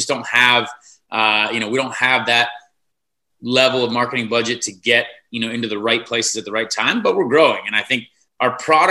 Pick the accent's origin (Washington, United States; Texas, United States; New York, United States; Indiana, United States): Indiana, United States; Noblesville; from Noblesville, Indiana